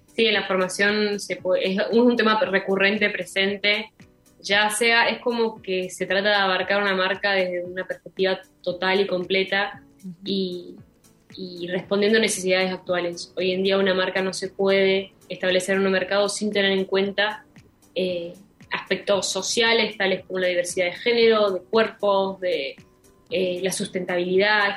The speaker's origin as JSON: {"language": "Spanish", "town": "Milan", "region": "Lombardy", "country": "Italy", "tie": "born or raised there", "said": "yo nací en Milán"}